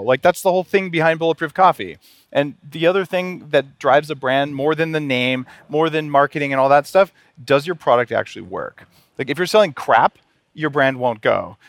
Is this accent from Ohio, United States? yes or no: no; New Mexico, United States; I grew up in New Mexico